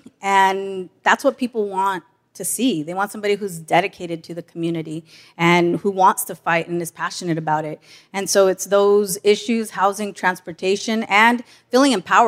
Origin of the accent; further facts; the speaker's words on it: National City, California, United States; I'm third generation from National City.